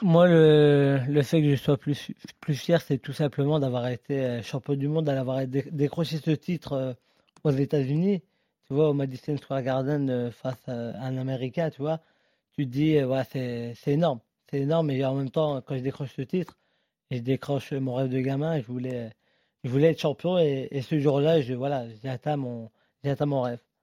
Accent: France; nous, en tant que Français

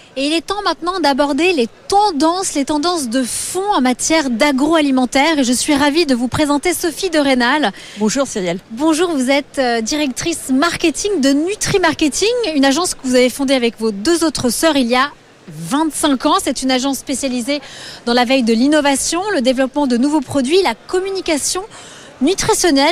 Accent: France; chez nous en France

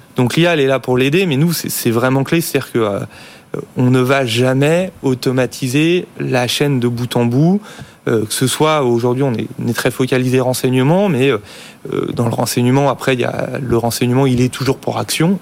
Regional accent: France; en tant que Français

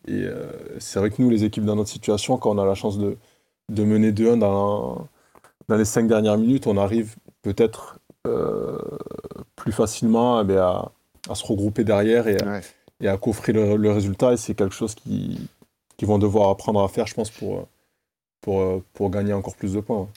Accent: Toulouse, Occitania, France; je suis toulousain

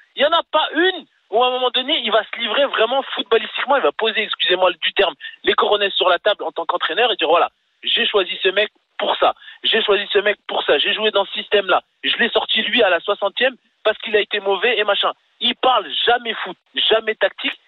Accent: Marseille, Provence-Alpes-Côte d'Azur, France; je suis Marseillais

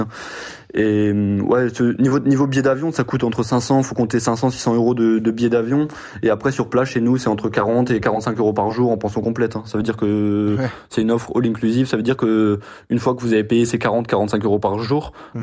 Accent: Strasbourg, Grand Est, France; moi, je suis de Strasbourg

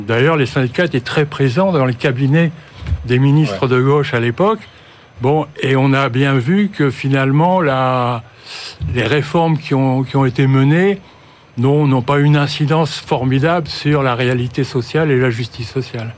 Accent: Nord-Pas-de-Calais, Hauts-de-France, France; je suis du Nord-Pas-de-Calais

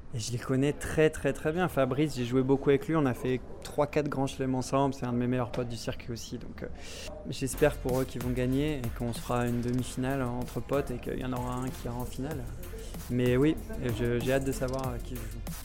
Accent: Évian-les-Bains, Auvergne-Rhône-Alpes, France; also born or lived in Bordeaux / Toulouse; now in Monaco; je suis un Haut-Savoyard de souche. Je suis né à Évian-les-Bains. Toute ma famille habite encore là-bas

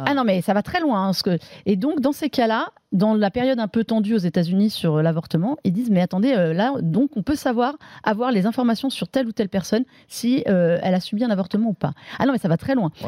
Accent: France; on est français aussi

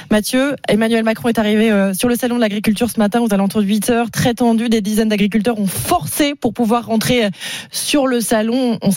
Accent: Kharkiv, Kharkiv Oblast, Ukraine; French is a second language; moved away as an adult; now in Gironde, France; J'ai essayé de revenir chez moi, à Kharkiv

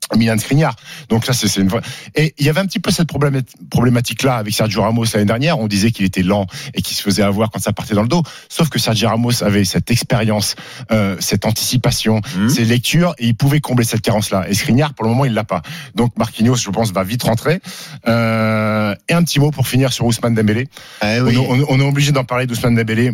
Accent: Annecy, Auvergne-Rhône-Alpes, France; moved away; also born or lived in Caen; Moi, j'ai grandi à Annecy, donc je connais, je connais bien

